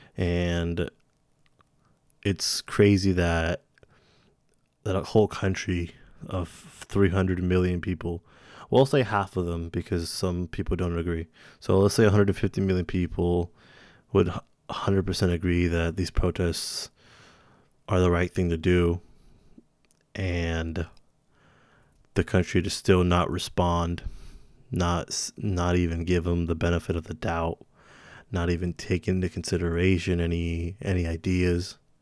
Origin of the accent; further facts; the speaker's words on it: Santa Rosa, California, United States; my hometown, Santa Rosa, California.